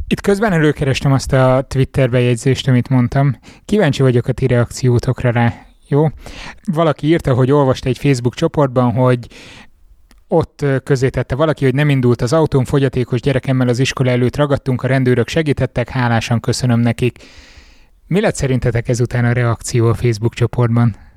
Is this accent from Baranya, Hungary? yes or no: no; Miskolc, Borsod-Abaúj-Zemplén, Hungary; Miskolci vagyok